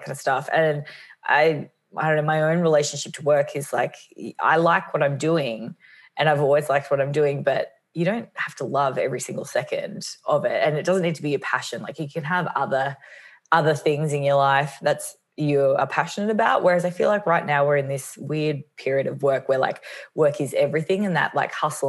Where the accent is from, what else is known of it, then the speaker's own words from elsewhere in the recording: Australia; moved away as an adult; also born or lived in New York, United States / Los Angeles, United States; I'm based in Melbourne, Australia for now. I am Australian, but I spent the last 9 years in New York